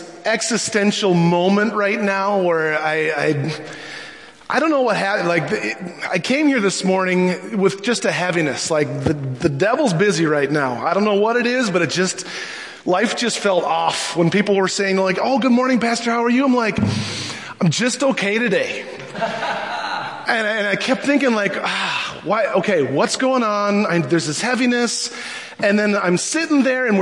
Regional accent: Minnesota, United States; I'm so Minnesotan

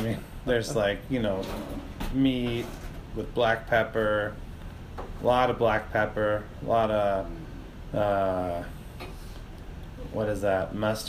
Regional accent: Wales, United Kingdom; I'm from Wales, and that's just how we say it there.

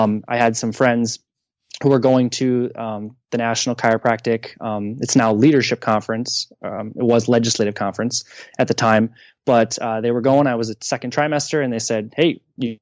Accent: Ashland, Wisconsin, United States; now in St. Louis, United States; Ashland, Wisconsin, up at, on Lake Superior.

